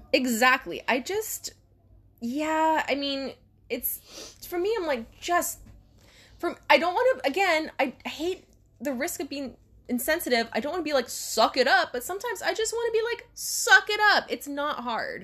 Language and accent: English; Hawaii, United States; we're from Hawaii.